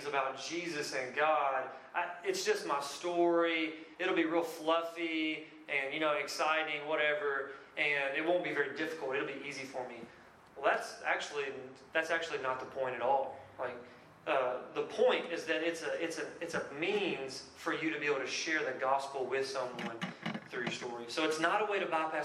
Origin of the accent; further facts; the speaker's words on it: Lebanon, Kentucky, United States; moved away; I'm from a little bitty place in Kentucky called Lebanon